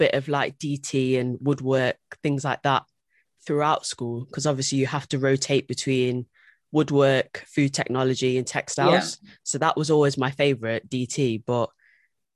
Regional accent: Nottingham, East Midlands, United Kingdom; moved away as an adult; also born or lived in London; I'm from Nottingham.

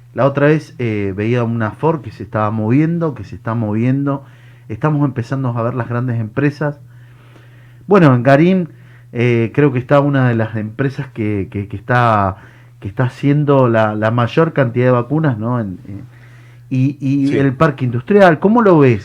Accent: Ingeniero Maschwitz, Buenos Aires, Argentina; soy vecino de Mawich, estoy ahí atrás. Bueno, mi barrio es Doña Justa.

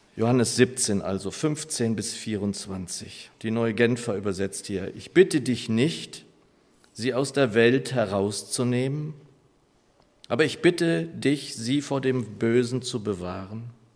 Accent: Lower Saxony, Germany; moved away; meine Heimat in Niedersachsen, von der ich nie sagen würde, dass sie meine Heimat ist, ehrlich gesagt. Es war mein Zuhause

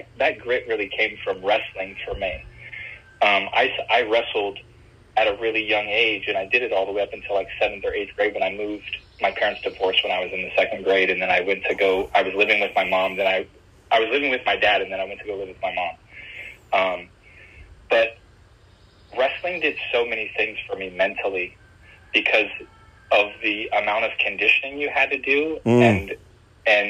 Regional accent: Bloomington, United States; I grew up in Bloomington.

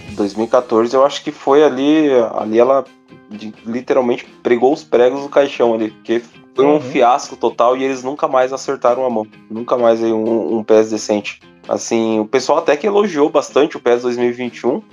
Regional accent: Brazil; a gente é brasileiro

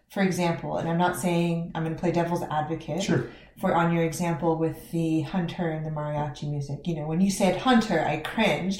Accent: Fresno, California, United States; I grew up in Fresno, California

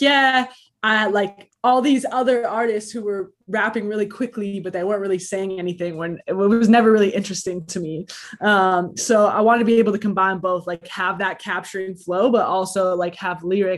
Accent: Toronto, Ontario, Canada; I'm an MC from Toronto, Canada

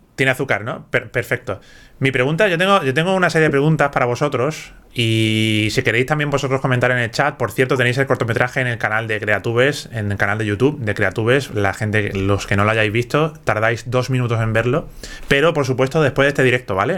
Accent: Andalusia, Spain; accent: Andalusian; ahora mismo estoy hablando con mi acento andaluz y, en fin, es que me sale así, me sale así naturalmente.

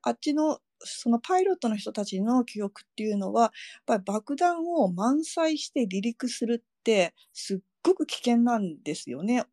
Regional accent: Hiroshima, Japan; now in Iwaki, Japan; 自分広島で育ってるから

